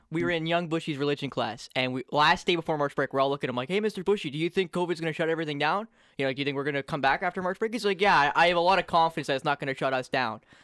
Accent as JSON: {"language": "English", "town": "Wiarton", "region": "Ontario", "country": "Canada", "said": "I'm from Wyerton, Ontario, Canada"}